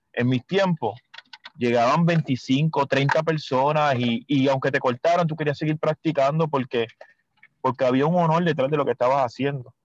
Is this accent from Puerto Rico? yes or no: yes; Mayagüez, Puerto Rico; yo soy de Mayagüez